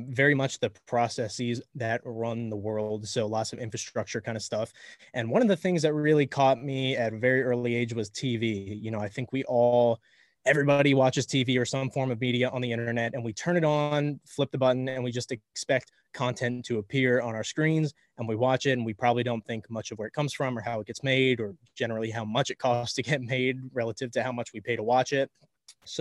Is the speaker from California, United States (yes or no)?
no; Miami, Florida, United States; I'm from Miami. A lot of us in Miami are very kind of over the top